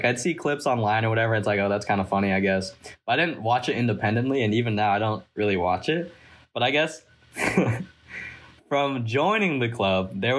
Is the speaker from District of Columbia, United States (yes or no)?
no; San Jose, California, United States; I'm the treasurer of the club, and I'm a senior, and I'm from San Jose.